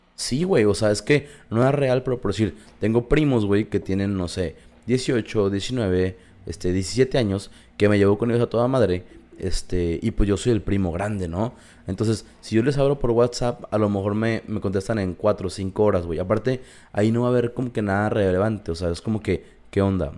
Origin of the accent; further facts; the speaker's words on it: Mexico; somos mexicanos